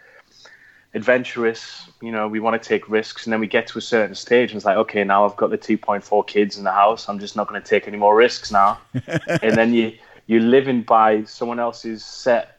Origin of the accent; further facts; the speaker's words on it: Geordie, North East England, United Kingdom; accent: Geordie; In my Geordie accent